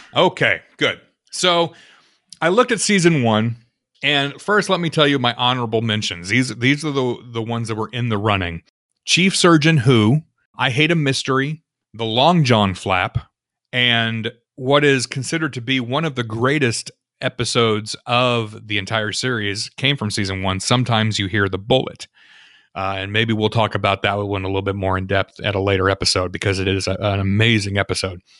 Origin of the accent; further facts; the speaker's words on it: Illinois, United States; I come from Illinois